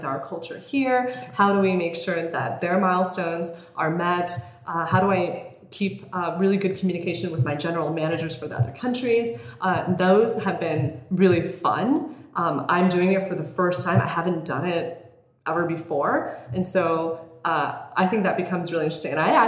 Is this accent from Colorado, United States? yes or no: yes; Colorado, United States; moved away as an adult; also born or lived in Bay Area; now in Los Angeles, United States; When I was growing up in Colorado, we were like super poor